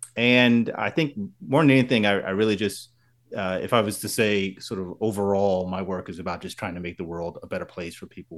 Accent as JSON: {"language": "English", "region": "New Jersey", "country": "United States", "said": "So, I am from Central New Jersey"}